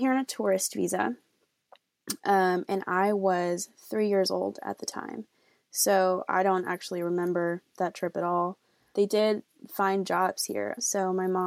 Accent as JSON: {"language": "English", "town": "Austin", "region": "Texas", "country": "United States", "tie": "born or raised there", "also_born_or_lived": "Mexico", "said": "And I am from Austin, Texas."}